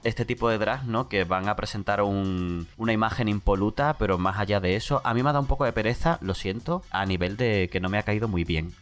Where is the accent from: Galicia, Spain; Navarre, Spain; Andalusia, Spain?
Andalusia, Spain; San Fernando; also born or lived in Bolivia; es de mi pueblo, de San Fernando